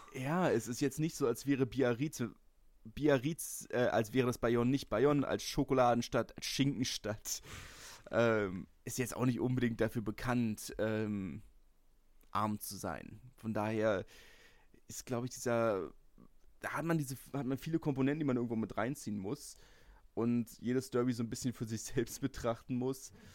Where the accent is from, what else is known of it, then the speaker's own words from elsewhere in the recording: Berlin, Germany; ich komme aus Lichterfelde das ist festes Hertanerland